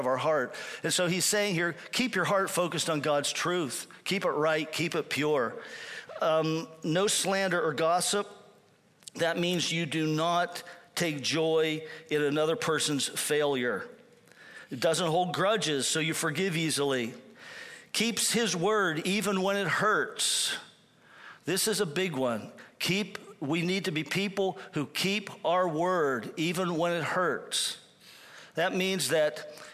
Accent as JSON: {"language": "English", "region": "Pennsylvania", "country": "United States", "tie": "born or raised there", "also_born_or_lived": "Cuyahoga Falls, Ohio", "moved": "as an adult", "said": "I'm back in my hometown in Pennsylvania"}